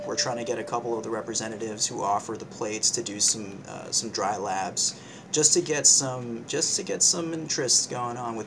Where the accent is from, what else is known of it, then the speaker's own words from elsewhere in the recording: New York City, New York, United States; moved away as an adult; also born or lived in Western Massachusetts; now in Massachusetts, United States; I was born and raised in New York City